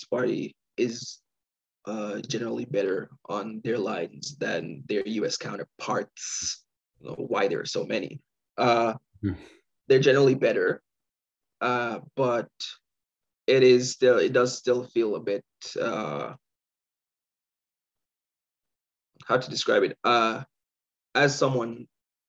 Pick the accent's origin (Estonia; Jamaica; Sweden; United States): Jamaica; now in Canada; I'm Jamaican. I grew up there.